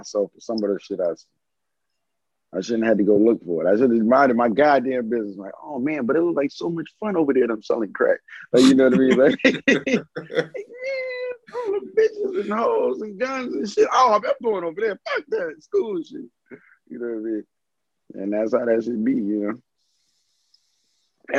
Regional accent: New York City, New York, United States; now in Georgia, United States; growing up in New York in the Bronx

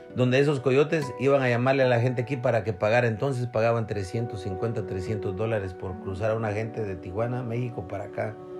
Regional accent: Guatemala; moved away as an adult; me volví a regresar para Guatemala

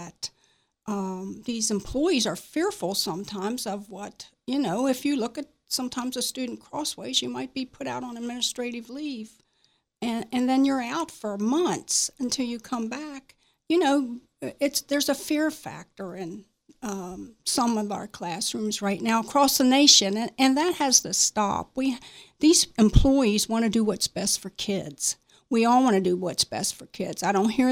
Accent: Martinsburg, West Virginia, United States; I was born and raised in Berkeley County, Martinsburg

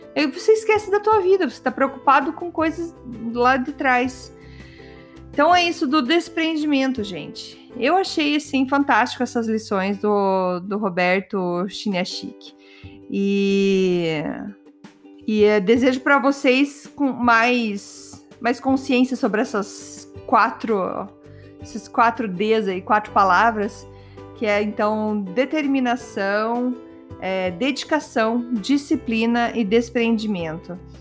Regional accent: Brazil; moved away; eu tenho super orgulho de ser brasileira

